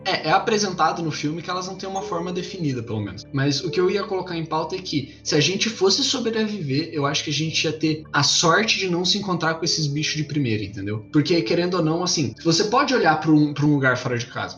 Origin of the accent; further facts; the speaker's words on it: Brazil; como brasileiros em geral